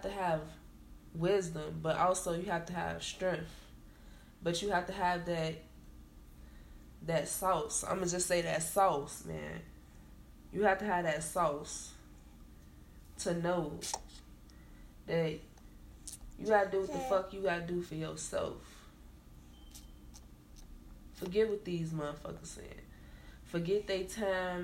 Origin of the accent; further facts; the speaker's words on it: Chicago, Illinois, United States; the city that I'm from Chicago. So, you know, a lot of things, I don't never forget where I come from